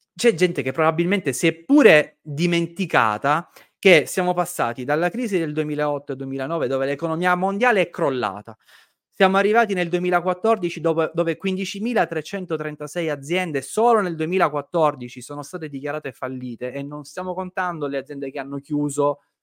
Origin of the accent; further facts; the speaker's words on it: Sicily, Italy; Nella mia terra, in Sicilia